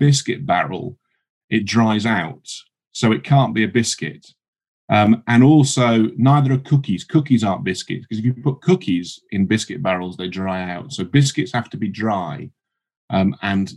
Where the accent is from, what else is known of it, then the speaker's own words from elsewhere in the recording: Yorkshire and the Humber, United Kingdom; also born or lived in South East London; now in London, United Kingdom; I live in South East London. I'm originally from Yorkshire.